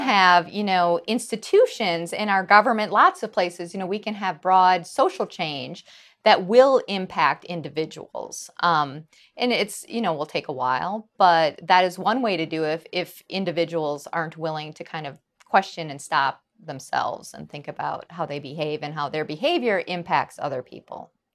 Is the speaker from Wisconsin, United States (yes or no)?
yes; Wisconsin, United States; I grew up in Wisconsin